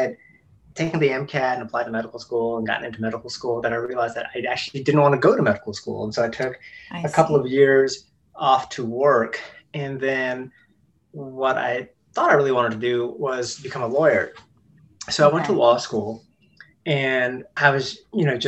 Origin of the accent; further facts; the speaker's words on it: South Carolina, United States; I was born in South Carolina, and they just ended up never moving back. Mm-hmm. We lived in a small rural town